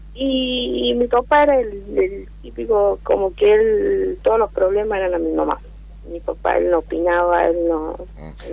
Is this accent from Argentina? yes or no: yes; Tucumán, Argentina